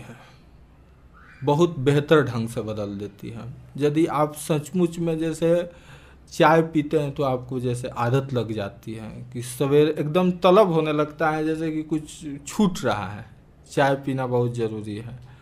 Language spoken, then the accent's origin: Hindi; Pandeypur village, Brahmpur police station, Bihar, India; also born or lived in Arrah; हमारे गांव जो पांडेपुर नामक एक गांव है ब्रह्मपुर थाने के अंतर्गत है